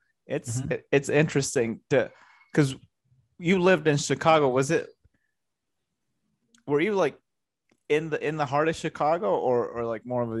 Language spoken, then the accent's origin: English; Costa Rica; moved away; I grew up in Costa Rica, so I didn't have snow.